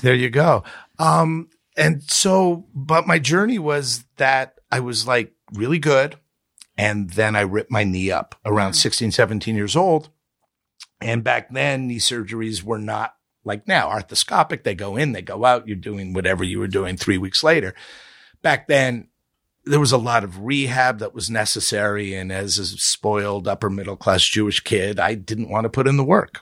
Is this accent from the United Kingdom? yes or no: no; Montreal, Quebec, Canada; moved away; I grew up in Canada, Montreal